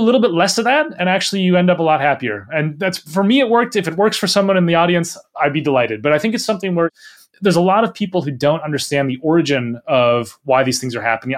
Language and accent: English; Minnesota, United States; moved away as an adult; now in United Kingdom; I grew up in Minnesota. I spent my whole childhood and, and early adult life there